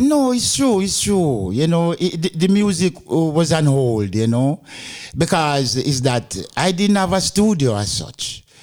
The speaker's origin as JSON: {"language": "English", "town": "Montego Bay", "region": "Saint James", "country": "Jamaica", "tie": "born or raised there", "also_born_or_lived": "England", "moved": "as an adult", "lives_now": "Denmark", "said": "I'm from Jama- Jamaica. Yeah, not Kingston, but Montego Bay, Jamaica."}